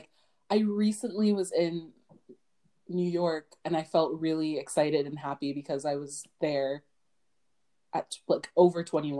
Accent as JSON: {"language": "English", "country": "Canada", "said": "I'm Canadian."}